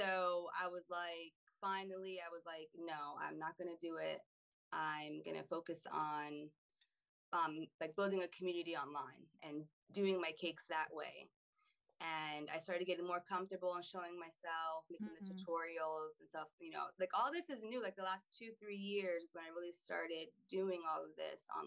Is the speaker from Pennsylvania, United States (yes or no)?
yes; Pennsylvania, United States; also born or lived in North Carolina / Germany; now in Florida, United States; I grew up in Pennsylvania